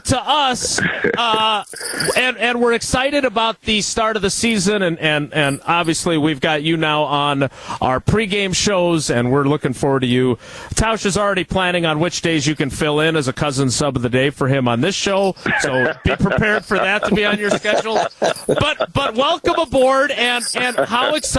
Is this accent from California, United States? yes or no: no; Milwaukee, Wisconsin, United States; I was a kid growing up in Milwaukee